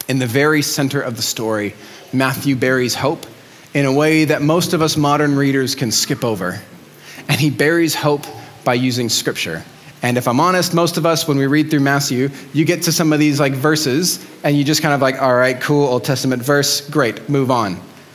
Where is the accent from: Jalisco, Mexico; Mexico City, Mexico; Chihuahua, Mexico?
Mexico City, Mexico; I grew up in Mexico City.